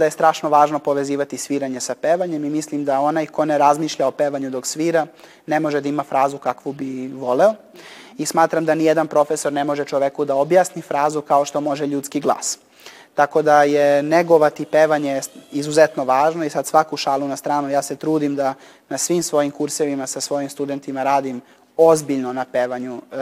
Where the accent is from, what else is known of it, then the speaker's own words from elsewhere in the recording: Niš, Southern and Eastern Serbia, Serbia; kao klinac sam u Niškoj muzičkoj školi vežbao